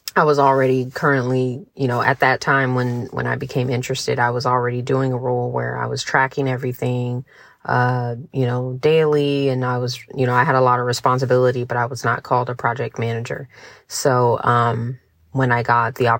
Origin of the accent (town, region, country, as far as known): San Diego, California, United States; born or raised there; moved away as an adult; now in Montgomery, United States